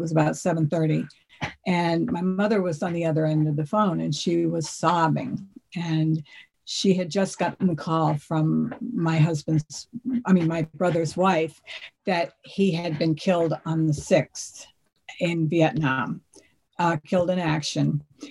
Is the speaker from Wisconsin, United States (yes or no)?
no; Hingham, Massachusetts, United States; I grew up in Hingham, a lovely town on the South Shore of Massachusetts. And I was part of a family of five.